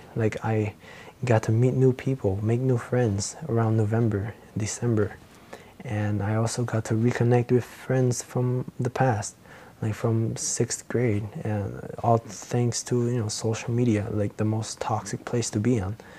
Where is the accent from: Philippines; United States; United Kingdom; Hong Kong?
Philippines; accent: Filipino; my Filipino accent